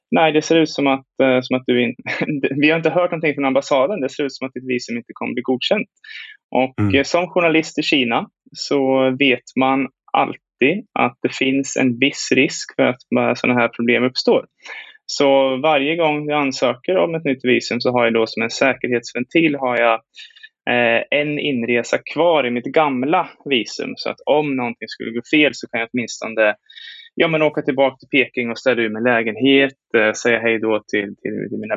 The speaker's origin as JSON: {"language": "Swedish", "country": "Sweden", "also_born_or_lived": "China / Hong Kong", "moved": "as an adult", "lives_now": "Taiwan", "said": "när jag var i, hemma i Sverige och hälsade på familjen."}